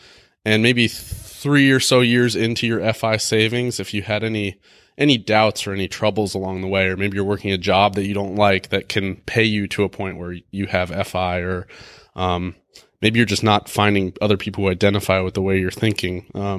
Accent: Colorado, United States; I'm from Colorado.

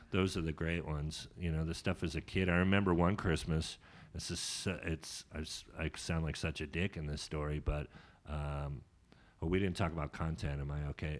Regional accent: Sonoma, California, United States; also born or lived in Sacramento; I grew up in Sonoma, but my mom kicked me out when I was 17

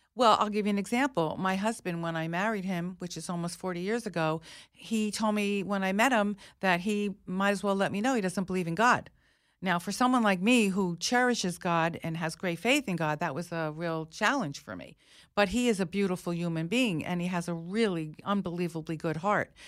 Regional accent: United States; I'm an American, a very proud American.

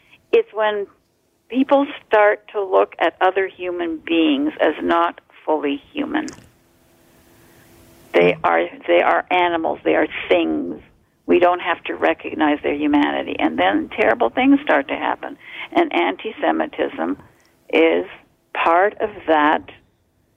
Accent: Canada; also born or lived in Poland / Montreal / Toronto; I grew up in Canada. I lived in Montreal for the first few years when we came in 48 also, and then in Toronto.

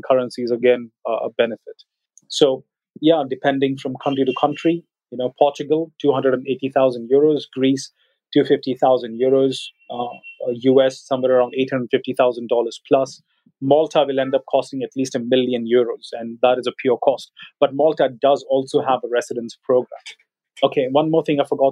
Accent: India; our Indian passport

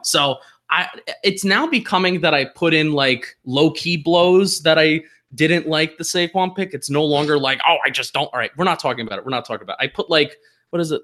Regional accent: New Jersey, United States; now in Philadelphia, United States; I am a transplanted Giant and Yankee fan living in Philadelphia. I am from New Jersey

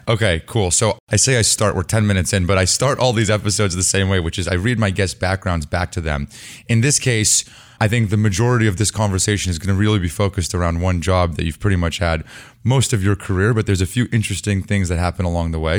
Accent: Ann Arbor, Michigan, United States; I was born in Ann Arbor

